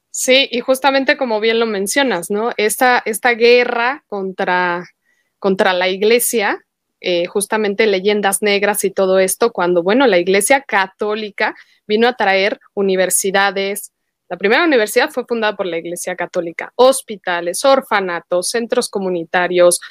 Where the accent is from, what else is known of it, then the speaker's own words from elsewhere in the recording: Mexico; como mexicana